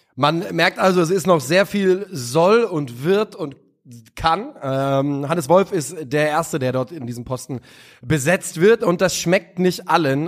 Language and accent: German; Hesse, Germany; als Hesse, wir sehen uns nicht als Süddeutsche